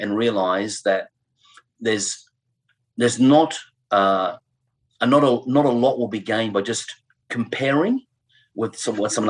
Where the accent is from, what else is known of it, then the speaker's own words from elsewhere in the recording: Brisbane, Queensland, Australia; moved away as an adult; also born or lived in Adelaide / United Kingdom; return back to our home city, Brisbane. I was born here